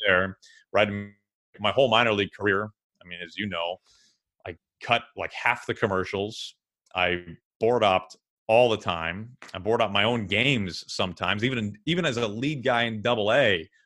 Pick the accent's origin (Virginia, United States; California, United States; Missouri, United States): Missouri, United States; St. Louis; moved away; a trade school in Saint Louis, my hometown